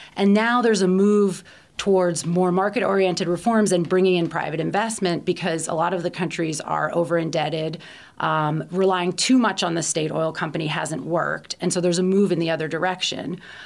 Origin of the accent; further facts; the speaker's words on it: Baltimore, Maryland, United States; moved away as an adult; also born or lived in Washington, D.C. / Barcelona / Guatemala; I grew up in Baltimore, as you can tell from the way I pronounce it